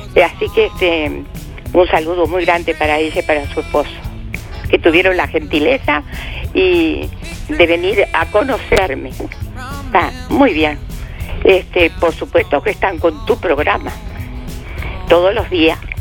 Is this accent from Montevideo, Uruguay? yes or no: no; Juan Lacaze, Colonia, Uruguay; mi pueblo, Juan Lacase